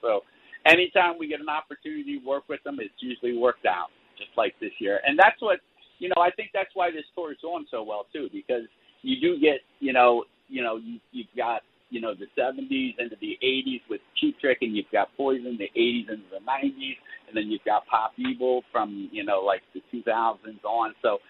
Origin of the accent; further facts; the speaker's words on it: Florida, United States; and we haven't played Florida in such a long time. So, and that's my home state.